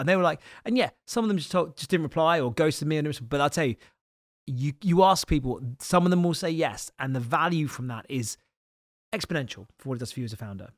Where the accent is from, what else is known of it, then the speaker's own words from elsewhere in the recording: Isle of Wight, South East England, United Kingdom; now in London, United Kingdom; I'm literally the most southern person you can be, 'cause I'm from the Isle of Wight.